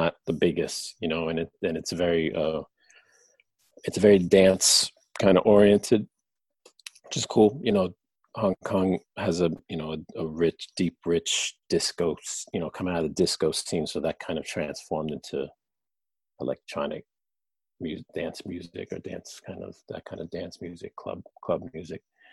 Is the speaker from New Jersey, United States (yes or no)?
yes; New Jersey, United States; I'm from Jersey